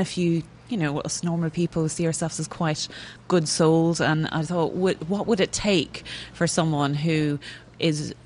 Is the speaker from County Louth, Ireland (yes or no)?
no; Kells, County Meath, Ireland; moved away as an adult; now in England; I grew up in Kilmainham, which is just about 2 miles towards Dublin outside the town.